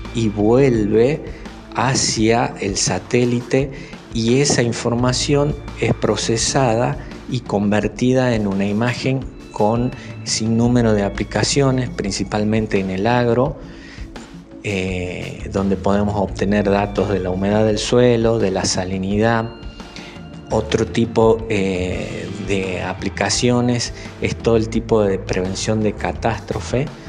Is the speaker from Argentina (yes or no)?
yes; Aguilares, Tucumán, Argentina; moved away as an adult; also born or lived in Concepción, Tucumán / Buenos Aires; now in Falda del Cañete, Argentina; Hice mi escuela primaria en la Escuela Fría Silva, que está justo al frente de la plaza principal en Aguilares. Luego la secundaria la hice en Concepción